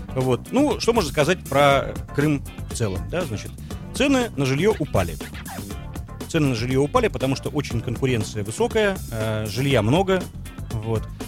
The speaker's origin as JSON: {"language": "Russian", "country": "Russia", "said": "я русский, как бы. Я не россиянин. Я ни в коем случае не россиянин, я русский."}